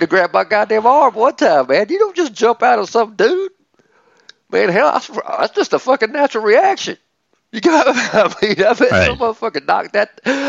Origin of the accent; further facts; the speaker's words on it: the South, United States; accent: southern; my southern accent